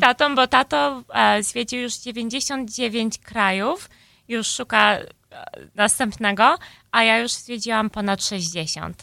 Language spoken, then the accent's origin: Polish; Chicago, Illinois, United States; ja się urodziłam tutaj w Chicago, mój brat też. I wychowałam się właśnie w, no, w polskim domu